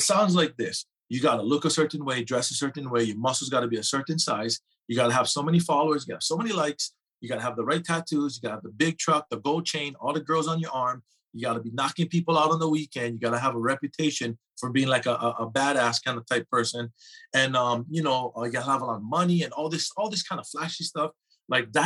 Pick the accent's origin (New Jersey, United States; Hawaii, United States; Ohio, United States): Hawaii, United States; growing up in Hawaii, I come from a huge family